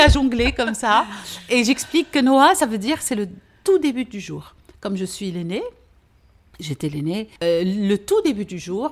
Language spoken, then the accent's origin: French; Beirut, Beirut Governorate, Lebanon; first language French; also born or lived in Aleppo, Syria; j'étais vers 7 ans, et demi, je suis arrivée au Liban parce que mon père avait pris la décision de quitter la Syrie